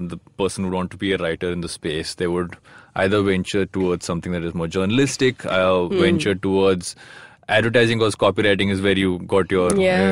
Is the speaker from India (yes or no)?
yes; South India, India; I'm from the South